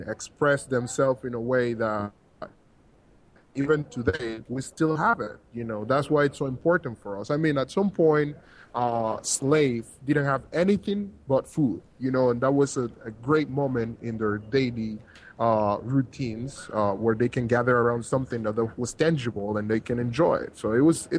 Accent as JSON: {"language": "English", "town": "Panama City", "region": "Panamá", "country": "Panama", "tie": "born or raised there", "said": "Rio Abajo is actually my hometown."}